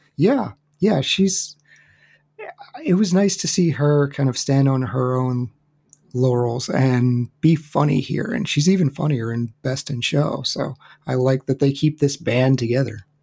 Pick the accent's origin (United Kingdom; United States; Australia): United States; Charleston, West Virginia; Charleston, West Virginia is not a huge, huge area